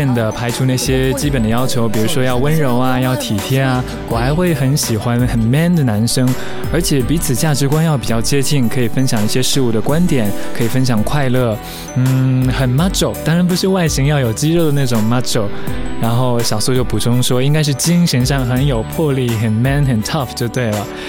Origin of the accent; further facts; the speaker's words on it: Japan; first language English; Chinese is a second language; 因为我一直都是国际学校接受英文教育，所以讲英文对于我来说比较习惯。那我在日本长大，两种语言都通，也就没有什么障碍。